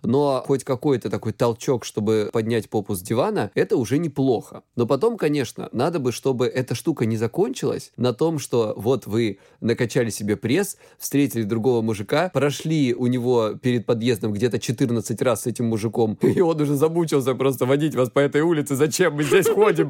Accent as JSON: {"language": "Russian", "region": "Krasnodar Krai", "country": "Russia", "said": "я с Кубани"}